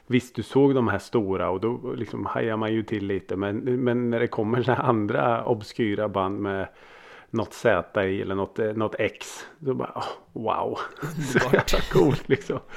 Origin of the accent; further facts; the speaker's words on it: Norrköping, Östergötland, Sweden; Jag {S1} är ju född och uppvuxen i Norrköping. Så eh, där stod ju … bussen.